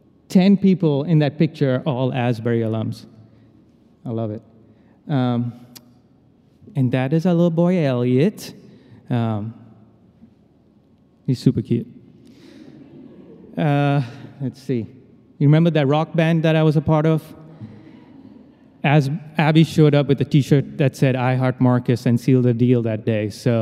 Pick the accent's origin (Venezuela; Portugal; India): India; As a phoner, I was really good at it, you know, because I'm Indian.